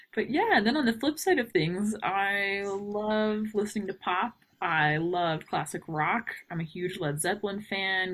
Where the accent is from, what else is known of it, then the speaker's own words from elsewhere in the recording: New Braunfels, Texas, United States; moved away; also born or lived in Houston, Texas / Montana; I am actually originally from Texas. Um, I was born in Houston. Um, lived outside of New Braunfels when I was a kid.